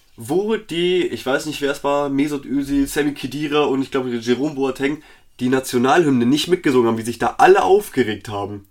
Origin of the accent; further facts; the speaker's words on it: Bavaria, Germany; wir beide sind, wir kommen aus Bayern